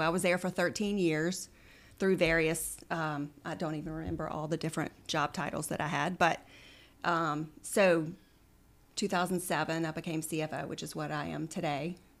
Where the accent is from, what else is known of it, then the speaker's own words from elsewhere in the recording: Central, Louisiana, United States; also born or lived in Oxford, Mississippi; We lived in Central. Um, grew up in Central, went to Scotlandville Magnet High School for high school